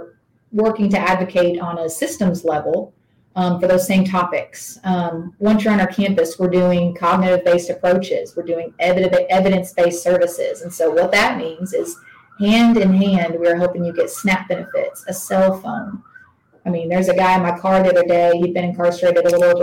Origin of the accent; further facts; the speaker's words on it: East Tennessee, United States; accent: twang; I'm from East Tennessee, so I'm going to keep my twang down as much as I can